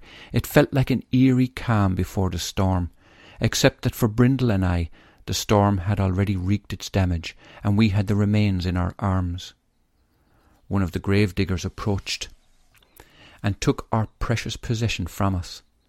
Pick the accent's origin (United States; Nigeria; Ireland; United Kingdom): Ireland; Tipperary, Munster; born there; I was born in St. Michael's Hospital in Tipperary, in house number 22, in a street called St. Michael's Avenue.